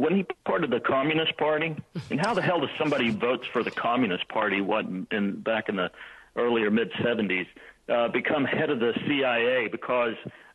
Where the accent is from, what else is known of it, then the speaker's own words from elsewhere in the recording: Texas, United States; I hail from Texas